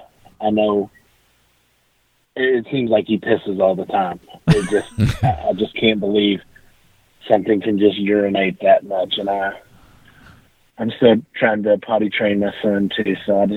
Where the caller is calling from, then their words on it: Owensboro, Kentucky, United States; Owensboro, Kentucky.